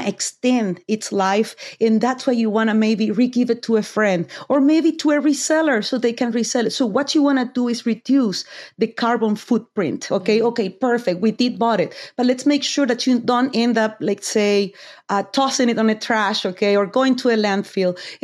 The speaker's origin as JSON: {"language": "English", "country": "Argentina", "moved": "yes", "said": "I'm from Argentina"}